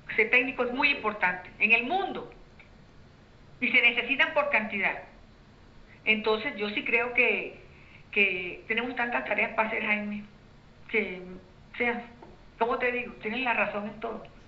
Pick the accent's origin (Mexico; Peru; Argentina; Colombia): Colombia